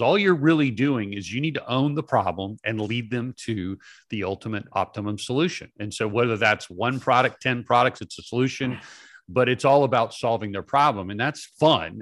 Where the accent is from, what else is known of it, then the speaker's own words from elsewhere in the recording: Atlanta, Georgia, United States; I was born in Atlanta.